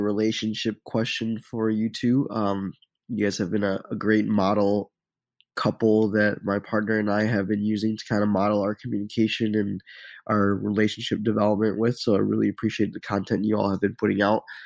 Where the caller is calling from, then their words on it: Garden Grove, California, United States; I'm calling from Garden Grove, California